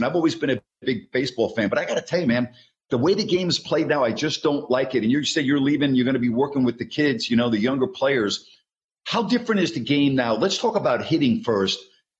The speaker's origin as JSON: {"language": "English", "region": "New York", "country": "United States", "tie": "born or raised there", "said": "I grew up in New York. I was a diehard Yankees fan."}